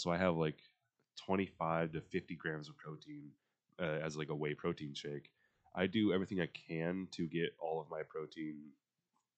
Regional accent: United States; I am American

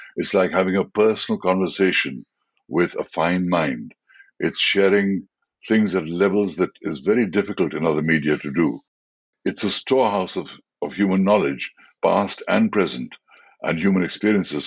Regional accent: India; I was the first Indian actor

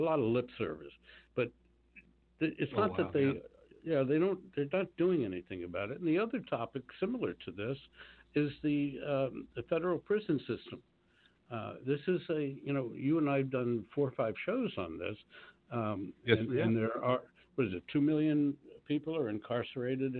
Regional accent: Washington, District of Columbia, United States; moved away; I was down in my hometown of Washington, D.C.

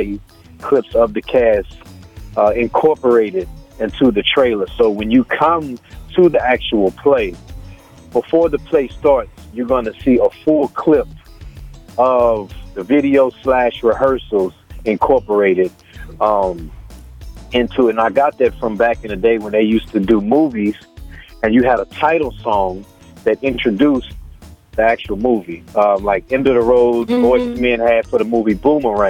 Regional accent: Beaumont, Texas, United States; I'm from Beaumont, Texas

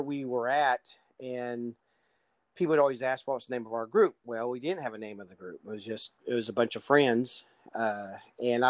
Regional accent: Southeast Oklahoma, United States; I was born and raised in Southeast Oklahoma

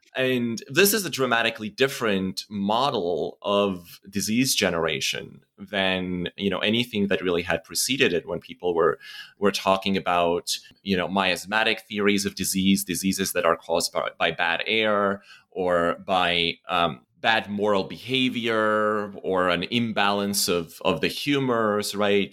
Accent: Estonia; moved away; growing up in Estonia

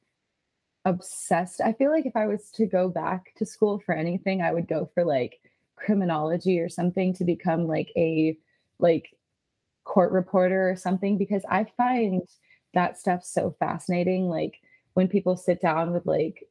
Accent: Pennsylvania, United States; moved away; I grew up in Pennsylvania

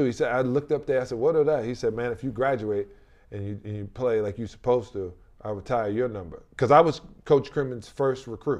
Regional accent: New York, United States; I'm from New York.

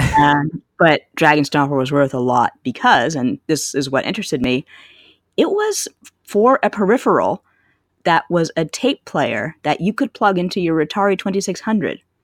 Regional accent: Canada; growing up in Canada

